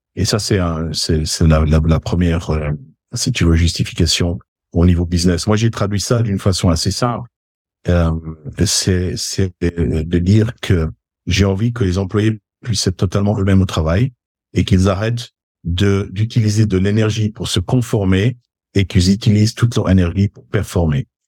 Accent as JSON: {"language": "French", "region": "Geneva", "country": "Switzerland", "tie": "born or raised there", "said": "je suis né à Genève, euh, de parents d'origine suisse, même si du côté de ma maman, ils étaient italiens. Donc, on a eu un petit peu ces deux cultures dans la famille en grandissant"}